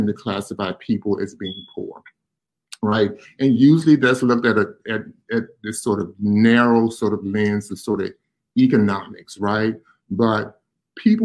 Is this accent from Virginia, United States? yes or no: yes; Virginia, United States; now in Pittsburgh, United States; I grew up in Virginia